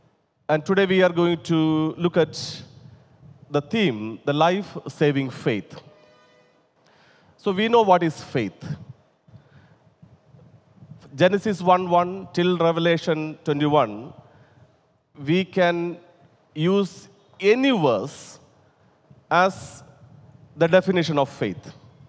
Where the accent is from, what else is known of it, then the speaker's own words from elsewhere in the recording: India; first language te; English is a second language; whenever I try to translate from my mother tongue and also my favorite language, Telugu, to English